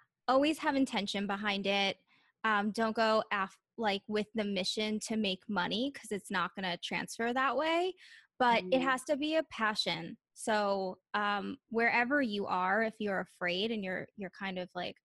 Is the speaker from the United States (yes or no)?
yes; Long Island, New York, United States; also born or lived in Orlando / Los Angeles; I grew up in New York on Long Island